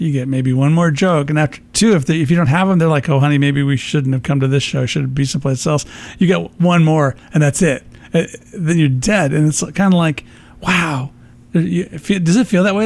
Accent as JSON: {"language": "English", "town": "Peoria", "region": "Illinois", "country": "United States", "tie": "born or raised there", "also_born_or_lived": "Chicago", "moved": "yes", "lives_now": "Phoenix, United States", "said": "I'm originally from Peoria, so I grew up in that space"}